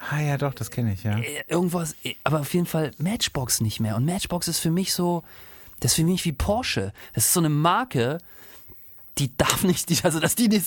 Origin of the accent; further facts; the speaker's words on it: East Germany, Germany; ich komme ja aus dem Osten.